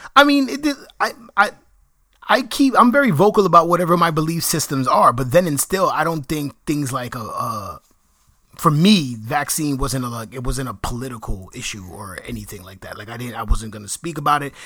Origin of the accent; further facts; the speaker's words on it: New York, United States; people in my neighborhood in Washington Heights who didn't speak English.